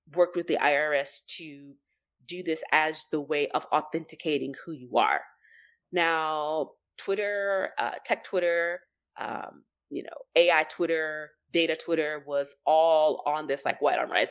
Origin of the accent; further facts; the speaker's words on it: United States; we're American